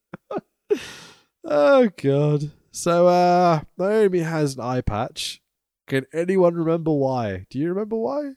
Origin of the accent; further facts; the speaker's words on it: Welsh, Wales, United Kingdom; I'm quite Welsh